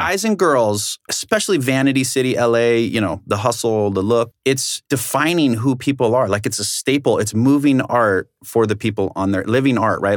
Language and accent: English; South Orange County, California, United States; originally I'm from South Orange County, you know, beautiful place